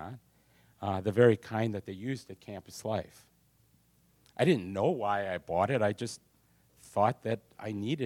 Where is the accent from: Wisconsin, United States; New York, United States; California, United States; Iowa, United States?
Wisconsin, United States; Sheboygan; I was born in Sheboygan, Wisconsin, the oldest of four boys